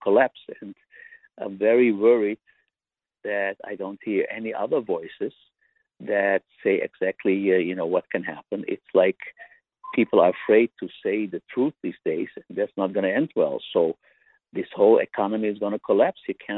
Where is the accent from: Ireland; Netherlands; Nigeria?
Netherlands; Amsterdam, North Holland; I'm a Dutch citizen. I'm from Amsterdam